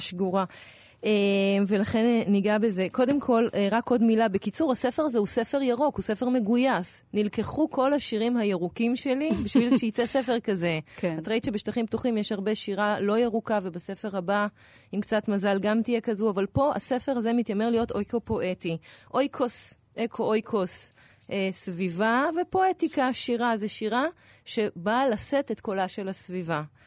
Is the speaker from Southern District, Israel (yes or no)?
no; Tel Aviv, Tel Aviv District, Israel; בתור תל אביבית